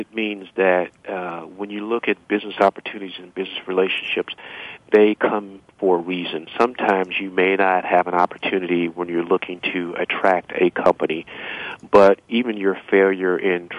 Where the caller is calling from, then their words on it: Cleveland, Ohio, United States; I'm calling from Cleveland, Ohio.